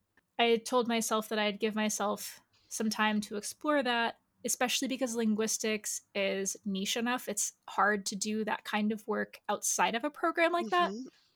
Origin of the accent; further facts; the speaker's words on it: Brazil; born there; also born or lived in Angola; the Portuguese, where I was born in Brazil, does something different than in Angola when I lived there.